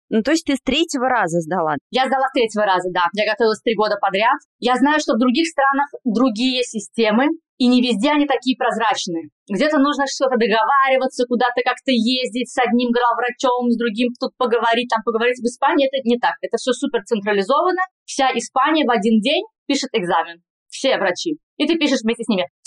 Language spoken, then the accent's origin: Russian; Kazan, Tatarstan, Russia; accent: Spanish; moved away as an adult; now in Madrid, Spain; Я врач-терапевт, сейчас работаю в Мадриде. Я из Казани, и закончила Государственный Казанский медицинский университет 10 лет назад.